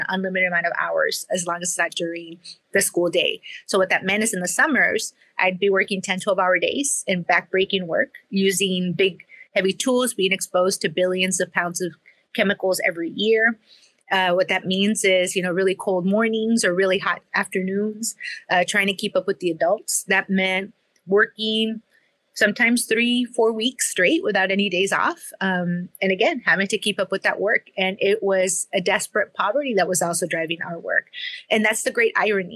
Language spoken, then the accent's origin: English; Rio Grande Valley, South Texas, United States; I grew up in the Rio Grande Valley in South Texas, in the very, very southern tip of Texas, right on the border with Mexico